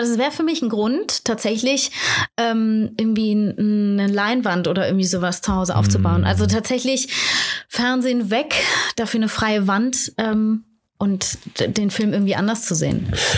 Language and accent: German; Aachen, North Rhine-Westphalia, Germany; moved away; ich komme ja ursprünglich aus Aachen